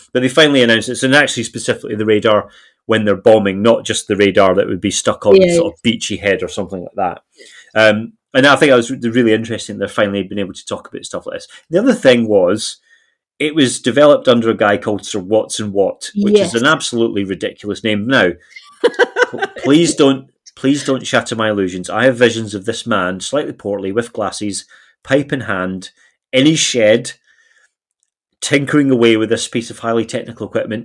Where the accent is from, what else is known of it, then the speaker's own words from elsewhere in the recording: Isle of Arran, southwest Scotland, United Kingdom; when I was growing up in Scotland, I come from the southwest of Scotland